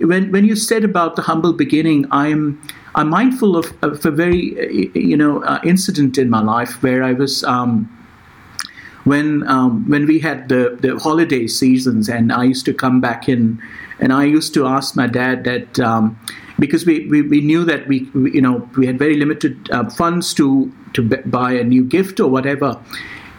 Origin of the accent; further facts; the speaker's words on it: India; moved away; I was born in India, and we had very limited resources